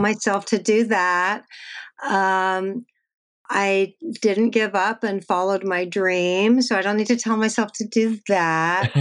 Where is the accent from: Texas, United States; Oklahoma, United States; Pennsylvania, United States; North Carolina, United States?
Texas, United States; moved away; I'm from Texas